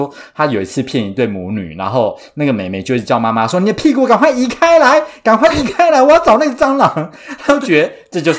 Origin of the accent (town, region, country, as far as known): Taiwan; born or raised there